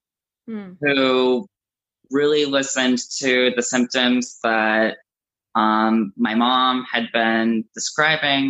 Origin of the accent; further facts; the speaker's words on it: South Florida, United States; I grew up in South Florida